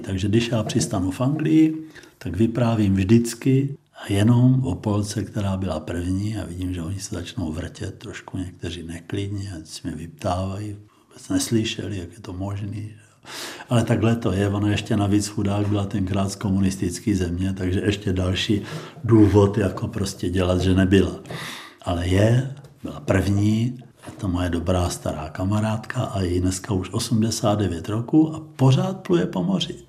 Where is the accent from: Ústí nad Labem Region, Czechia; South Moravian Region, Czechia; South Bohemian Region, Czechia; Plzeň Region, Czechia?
South Moravian Region, Czechia; Znojmo; Já jsem vyrůstal ve Znojmě